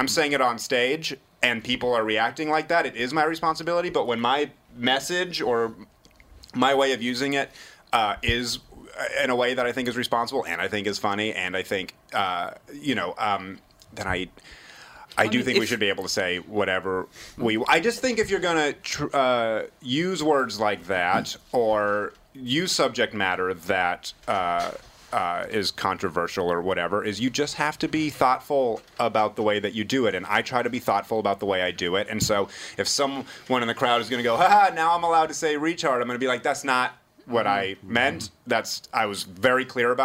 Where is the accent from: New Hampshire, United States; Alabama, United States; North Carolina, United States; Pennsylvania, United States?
New Hampshire, United States; moved away; when I was a kid growing up in New Hampshire